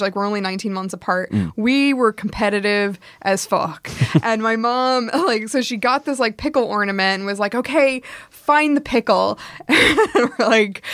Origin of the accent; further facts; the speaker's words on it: United States; we grew up in the American suburbs